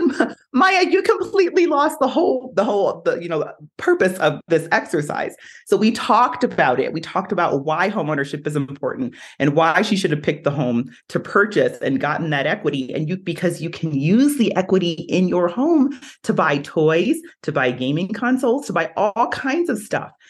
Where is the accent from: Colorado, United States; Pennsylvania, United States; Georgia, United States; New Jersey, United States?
New Jersey, United States; now in Utah, United States; I'm from New Jersey.